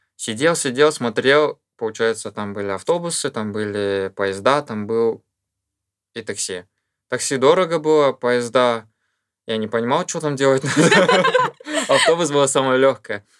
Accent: Shymkent, Turkistan Region, Kazakhstan; moved away as an adult; also born or lived in Coventry, United Kingdom; я из Казахстана

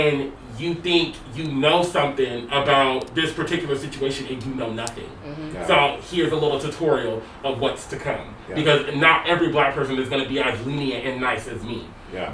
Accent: Tacoma, Washington, United States; now in Seattle, United States; I am from Tacoma

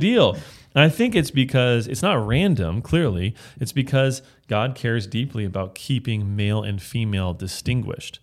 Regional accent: Bay Area, California, United States; I'm from the Bay of California

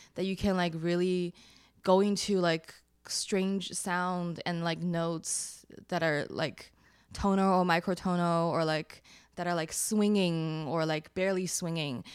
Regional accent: Shanghai, China; now in Brooklyn, United States; I grew up in China

